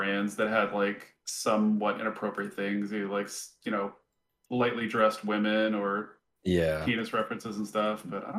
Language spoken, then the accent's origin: English; Glendale, Arizona, United States; I grew up in Glendale, Arizona, which is not a great part too.